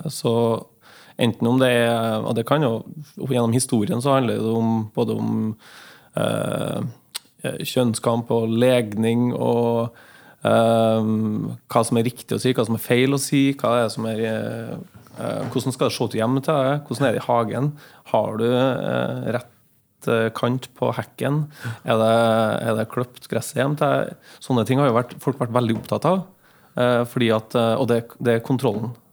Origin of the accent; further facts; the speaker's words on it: Trondheim, Trøndelag, Norway; also born or lived in Mo i Rana / Finnmark; Um, jeg er jo trønder, da. Ja. Jeg har født, selv om jeg er født i Mo i Rana, så har jeg bodd, eh, vokst opp eh, i eh, deler av livet i Finnmark.